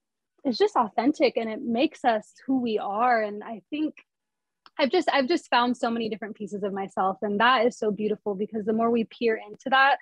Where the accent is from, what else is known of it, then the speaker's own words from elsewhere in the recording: California, United States; now in New York City, United States; I'm from California, so I love the beach. But right now I'm in New York City and I'm in, the city.